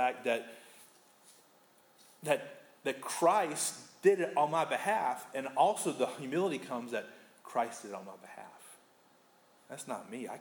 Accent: United States; as an American

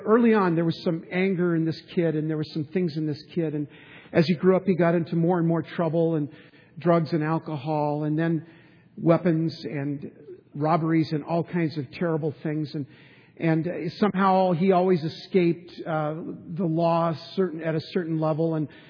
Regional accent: San Diego, California, United States; And we grew up in San Diego.

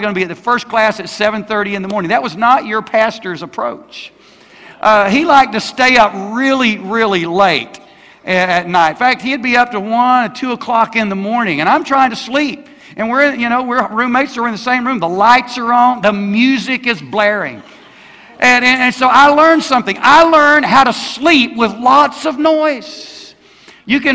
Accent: Alabama, United States; I grew up in Alabama

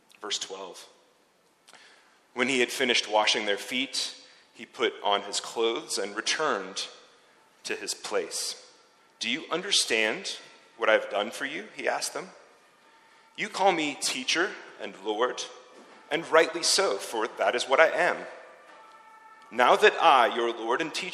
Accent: United States; accent: American; now in Zurich, Switzerland; my American accent

